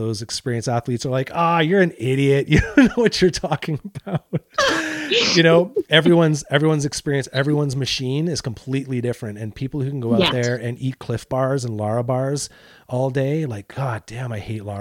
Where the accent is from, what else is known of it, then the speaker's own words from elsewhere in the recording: Canada; I'm Canadian